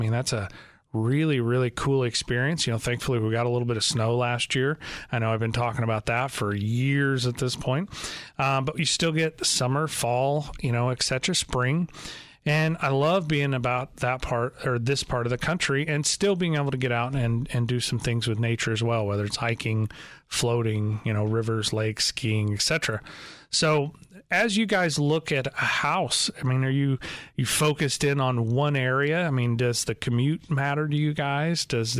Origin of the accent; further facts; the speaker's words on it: Joplin, Missouri, United States; also born or lived in Chicago; I was born in Joplin, Missouri, so I was from this area, but at a very young age, we moved up to the Chicagoland area